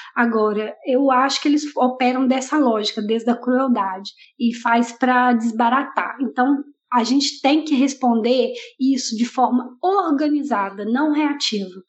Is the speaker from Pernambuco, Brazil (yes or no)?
no; Minas Gerais, Brazil; now in Chile; na minha cidade natal, né, Minas Gerais